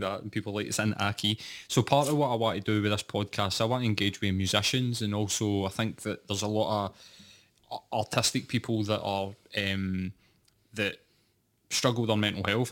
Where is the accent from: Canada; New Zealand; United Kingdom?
United Kingdom; Scotland; I was working class and I was from Scotland